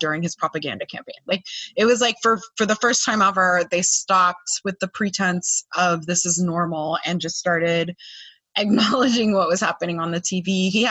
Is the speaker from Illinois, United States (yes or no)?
no; California, United States; now in Florida, United States; I'm a Californian